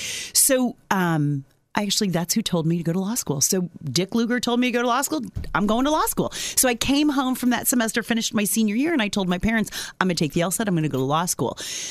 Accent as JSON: {"language": "English", "region": "Northeast Indiana", "country": "United States", "tie": "born or raised there", "said": "So I grew up in Northeast Indiana. I'm a lifelong resident of Northeast Indiana. In fact, I grew up on the Allen Whitley line. So I grew up on a farm."}